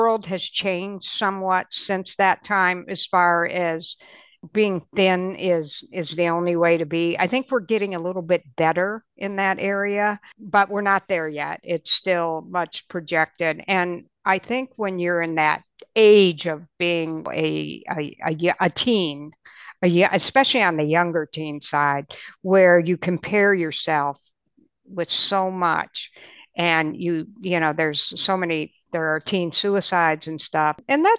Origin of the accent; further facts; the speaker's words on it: Michigan, United States; you know, we grew up in Michigan, and during that time there was a big department store there that everybody went